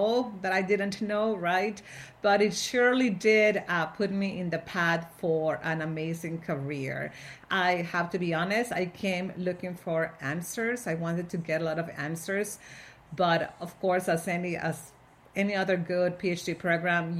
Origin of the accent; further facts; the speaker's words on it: Monterrey, Nuevo León, Mexico; moved away as an adult; also born or lived in Austin, Texas; now in United States; I was born in Monterrey, Mexico, and I worked in the education field for a long time. I got my master's there in Mexico